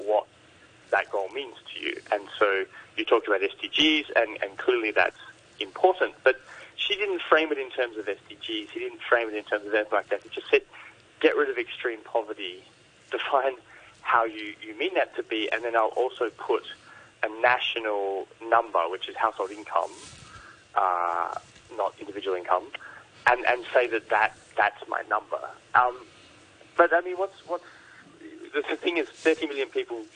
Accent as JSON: {"language": "English", "country": "Australia", "said": "as an Australian"}